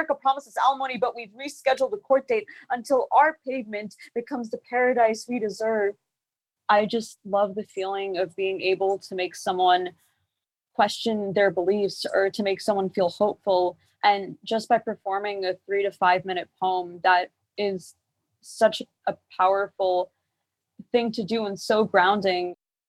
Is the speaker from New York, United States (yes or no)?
yes; New York City, New York, United States; I go by …, and I am 17. I'm from New York City. I'm from Staten Island.